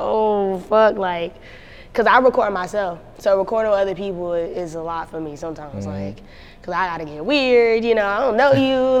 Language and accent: English; North Carolina, United States; Like, you gotta come to LA, like, where are you from? And I was like, North Carolina, but it just so happened that I was going out there in a couple of weeks.